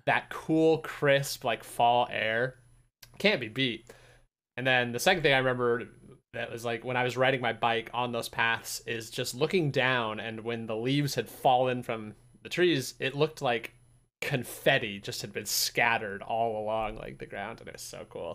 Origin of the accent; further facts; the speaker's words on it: Utah, United States; I'm from Utah